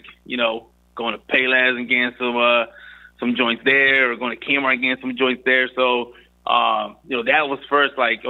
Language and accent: English; Philadelphia, Pennsylvania, United States; I'm originally from North Philly, man. So I grew up in North Philly